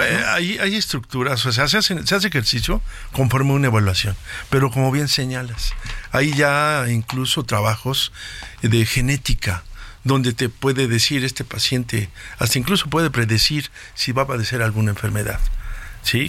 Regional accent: Mexico; nosotros como mexicanos

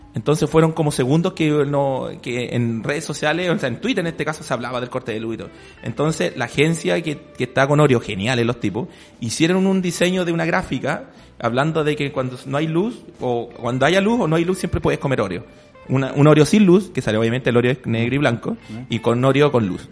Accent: Chile

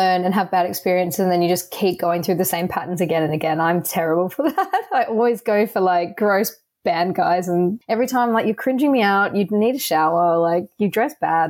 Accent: Australia; now in London, United Kingdom; especially being... someone who's come from abroad, so as an Australian in London

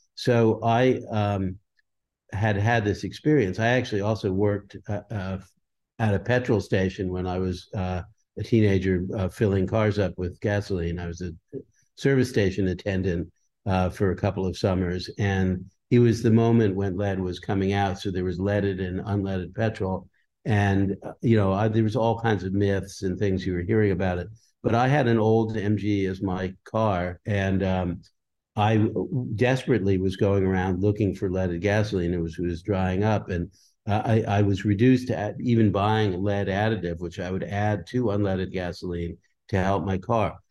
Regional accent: Leonia, New Jersey, United States; also born or lived in Brooklyn, New York; the town I grew up in, which, um, I was born in Brooklyn, New York, but I, I moved to a small town called Leonie, New Jersey

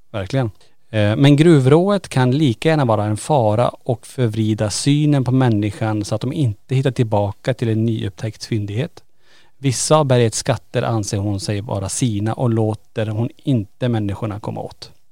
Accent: Kiruna, Norrbotten County, Sweden; vi är ju födda och uppvuxna i Kiruna

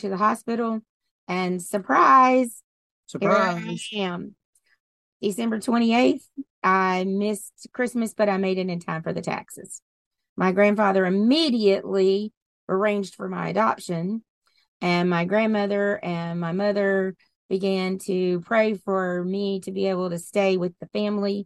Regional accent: Willow Bow, Louisiana, United States; also born or lived in Delhi, Louisiana; Originally, I am from the backwoods and the bayous of Louisiana. I grew up with cowboy boots on my feet and a shotgun in my hand.

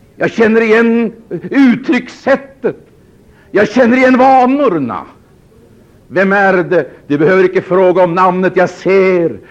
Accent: Sweden; Vi är födda i Sverige. Vi har medborgarskap

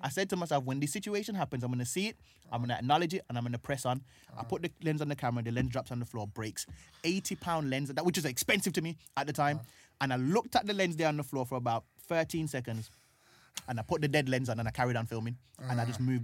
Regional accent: Birmingham, West Midlands, United Kingdom; now in London, United Kingdom; so I'm growing up in Brum trying to achieve these things, doing comedy and stuff like

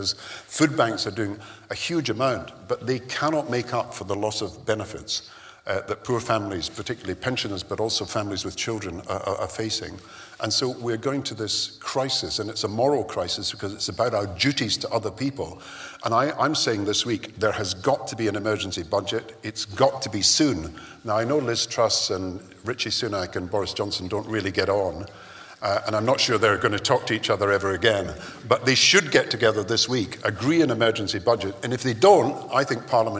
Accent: Kirkcaldy, Scotland, United Kingdom; I grew up in Kirkcaldy, which was a mining town and a textiles town

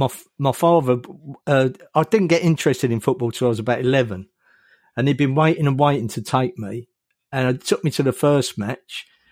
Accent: Hornchurch, London, United Kingdom; I was born at home in Elm Park.

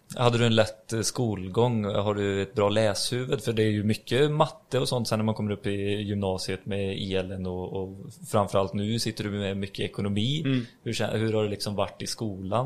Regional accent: Grästorp, Västra Götaland, Sweden; vi kommer ju också från, vi kommer från Grästorp

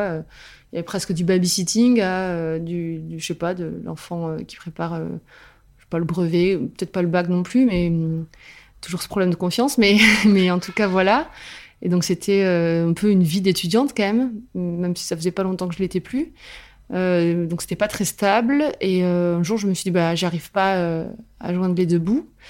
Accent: Albi, Occitania, France; now in Toulouse, France; je suis originaire d'Albi et je vis à Toulouse

